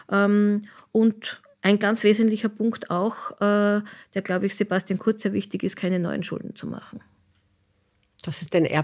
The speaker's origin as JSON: {"language": "German", "country": "Austria", "said": "an denen wir uns auch europapolitisch sehr stark auch als, Österreich, als Österreicher einbringen können."}